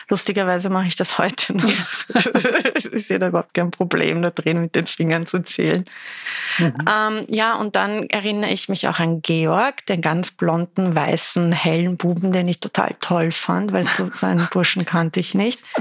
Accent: Iran; also born or lived in Tehran; Ich bin in Teheran geboren, habe, glaube ich, die ersten zwei Jahre haben wir in Teheran verbracht, dann sind wir ans Kaspische Meer gezogen

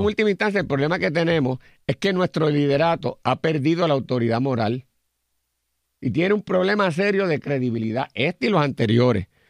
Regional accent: Puerto Rico; como puertorriqueños y puertorriqueñas

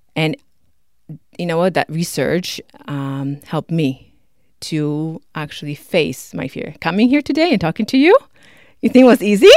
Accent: Poland; also born or lived in Toronto, Canada; now in Canada; I'm from Poland

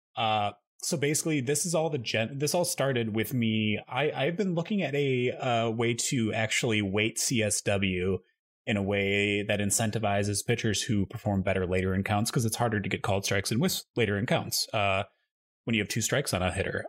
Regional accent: Midwest, United States; moved away; I grew up in the Midwest, that I'm just so used to always having a basement

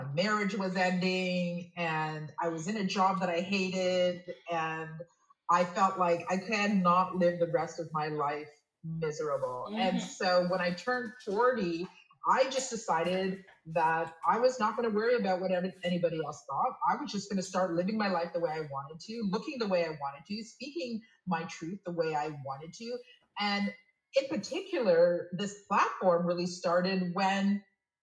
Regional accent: Toronto, Ontario, Canada; moved away as an adult; now in Quebec City, Canada; I was born and raised in Toronto, but I moved to Quebec City about 7 years ago for love.

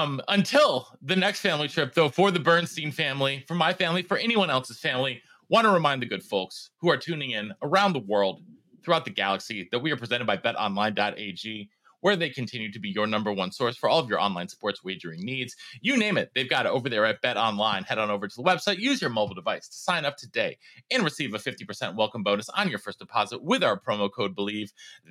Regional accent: Nashville, Tennessee, United States; my hometown of Nashville, Tennessee.

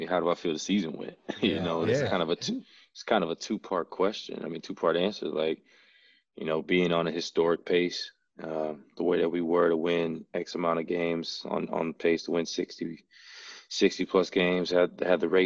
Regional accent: Madison, Wisconsin, United States; also born or lived in San Antonio, Texas; I was born in San Antonio, but I've been in Madison. I grew up in Madison, was raised in Madison

